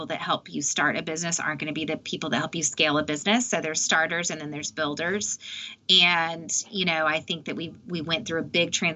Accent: Austin, Texas, United States; I'm from Austin

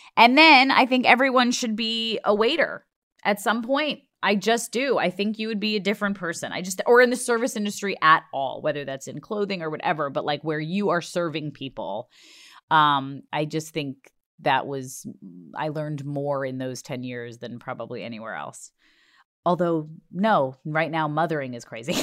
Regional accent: Long Island, New York, United States; I'm from Long Island

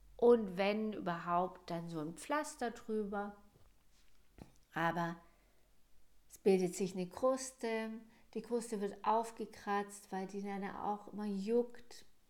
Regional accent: Germany; Bei uns in Deutschland

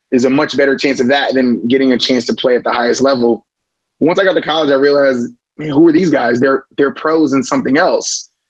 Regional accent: Florida, United States; We're from Southwest Florida, so I mean, talking about 20 cousins, 10 aunts, everybody's in Florida, um, all originally from Jamaica.

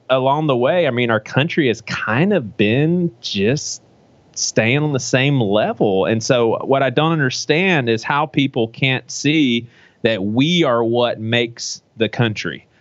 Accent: United States; I'm an American

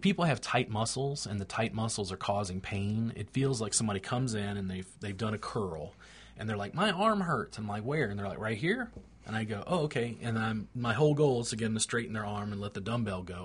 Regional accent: United States; I'm an American

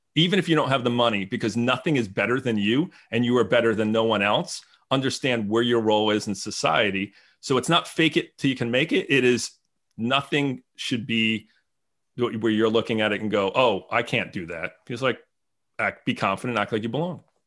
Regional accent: New Jersey, United States; moved away as an adult; now in Franklin, United States; I grew up in New Jersey

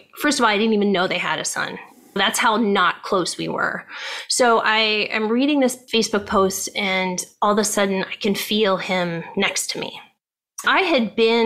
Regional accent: Ohio, United States; moved away as an adult; now in California, United States; I grew up in Ohio

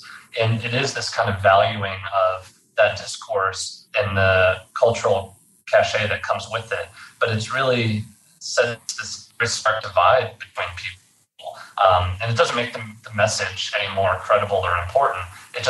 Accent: Fort Worth, Texas, United States; I grew up, born and raised in Texas. I grew up in the Fort Worth area and Fort Worth and Dallas.

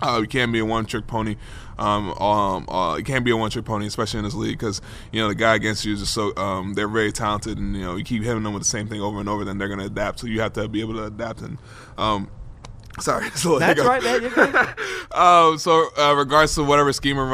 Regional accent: New York City, New York, United States; I'm playing for my hometown team.

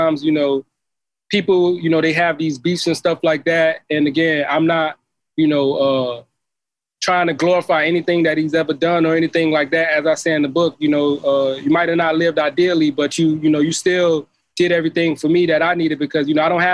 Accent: Miami Gardens, Florida, United States; I grew up in Carroll City

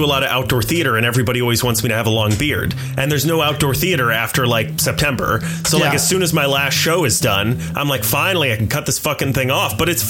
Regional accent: the South, United States; I'm from the South.

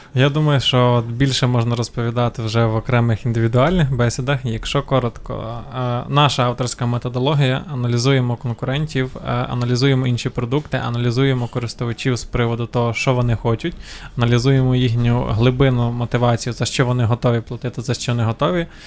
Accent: Ukraine; в нас в Україні

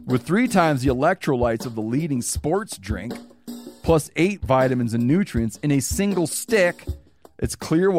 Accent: Michigan, United States; Because like when I was growing up in Michigan, when you thought of elk, you didn't think, oh yeah, right here.

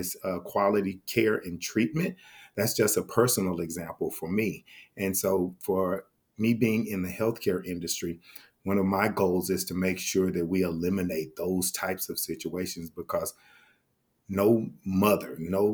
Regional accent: Fort Worth, Texas, United States; the zip code where I grew up in Fort Worth, Texas

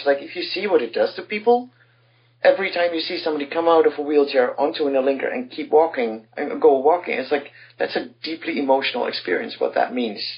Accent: Netherlands; I come from the Netherlands

